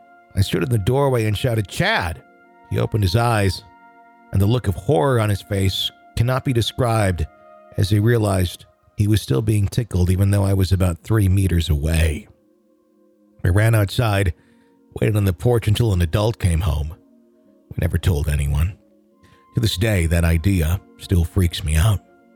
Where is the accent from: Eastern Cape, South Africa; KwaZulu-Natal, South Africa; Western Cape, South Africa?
Western Cape, South Africa; Cape Town